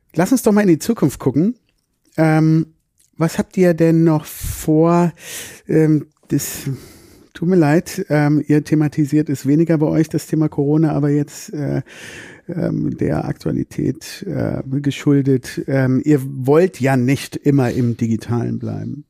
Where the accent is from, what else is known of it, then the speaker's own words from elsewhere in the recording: Düsseldorf, North Rhine-Westphalia, Germany; now in Cologne, Germany; ursprünglich sind wir aus Düsseldorf oder ich bin aus Düsseldorf